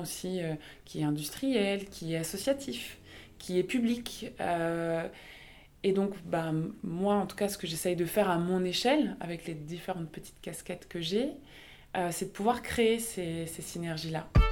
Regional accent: the East, eastern France, France; d'avoir grandi dans un, dans un territoire très rural, alors je suis originaire de l'Est

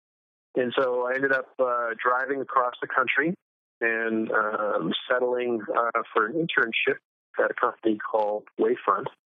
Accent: Plymouth, Massachusetts, United States; I grew up in New England, in specifically Massachusetts, in Plymouth, Massachusetts, where the Pilgrims landed

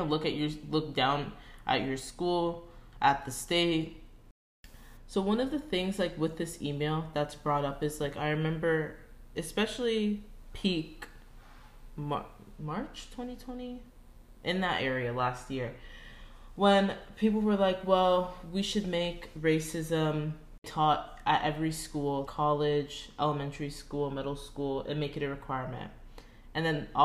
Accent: Florida, United States; I'm American

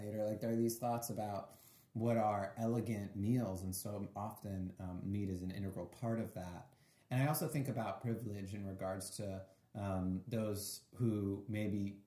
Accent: Boston, Massachusetts, United States; I grew up in Boston

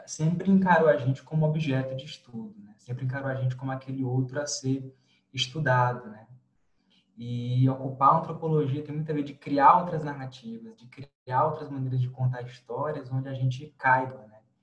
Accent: Piauí, Brazil; moved away as an adult; now in Brasília, Brazil; sou piauiense, fiz graduação em Ciências Sociais na, na Federal do Piauí

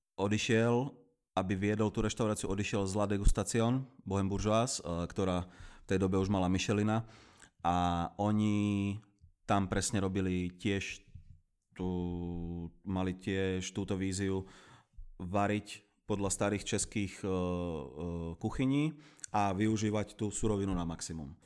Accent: Zlaté Moravce, Nitra Region, Slovakia; moved away as an adult; now in Prague, Czech Republic; Ja pochádzam z Kalex City, a.k.a. Zlaté Moravce.

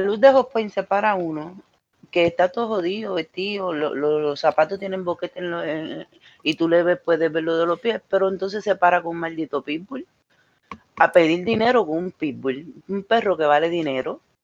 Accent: Mayagüez, Puerto Rico; moved away; cuando yo, era más pequeña en mi país, eh, siempre pues pasábamos por, por una luz en, un sitio específico en Mayagüez

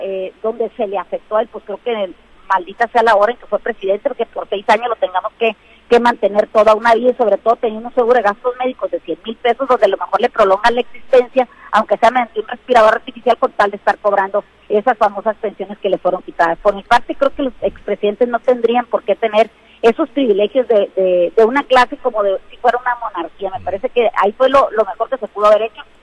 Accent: Mexico; todos somos mexicanos

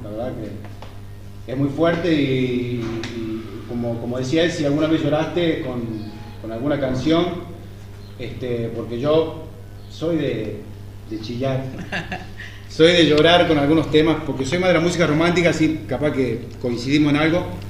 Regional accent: Catamarca, Argentina; yo soy de Catamarca

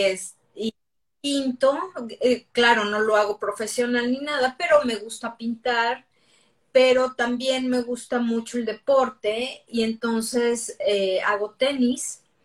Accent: Mexico City, Mexico; moved away as an adult; now in United States; soy de la Ciudad de México

